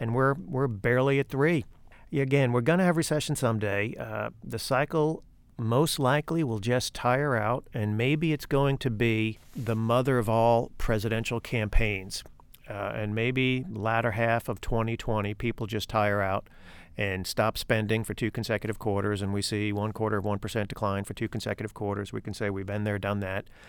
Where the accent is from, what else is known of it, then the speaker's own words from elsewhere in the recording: New York City, New York, United States; now in Fort Mill, United States; I was born in the Bronx, so my affiliations lie accordingly.